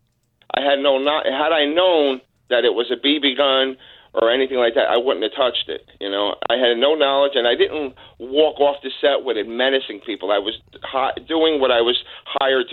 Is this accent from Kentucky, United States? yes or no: no; Newark, New Jersey, United States; I'm from Newark